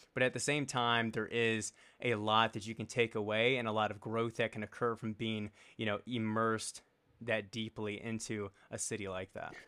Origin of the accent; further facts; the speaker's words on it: Richmond, Virginia, United States; now in Colorado, United States; So, I grew up in Richmond, Virginia, and I grew up a little bit out of, uh, the main city of Richmond